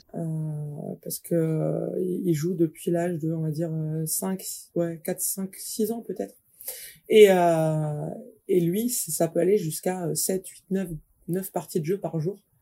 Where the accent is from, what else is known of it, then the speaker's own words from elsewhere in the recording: the North, Hauts-de-France, France; je suis du Nord